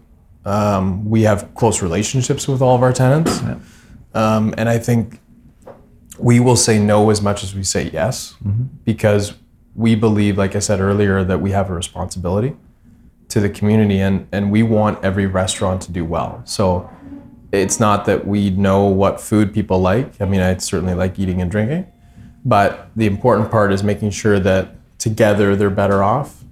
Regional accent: Hamilton, Ontario, Canada; I think we're from Hamilton. We live in Hamilton

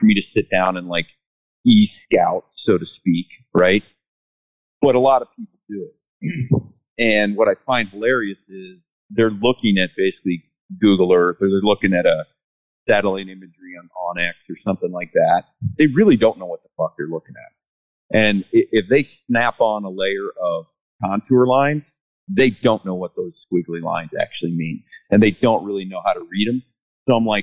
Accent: Ohio, United States; moved away; I'm from Ohio

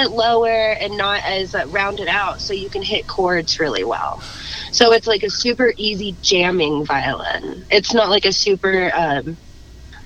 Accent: Garland, Texas, United States; also born or lived in Dallas, Texas / Euless, Texas; now in Fort Worth, United States; I was born in Dallas and then I grew up in Garland.

